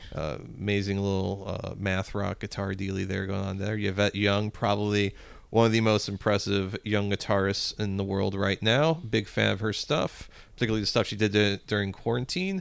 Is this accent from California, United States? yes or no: no; Spanish Lake, Missouri, United States; growing up in Spanish Lake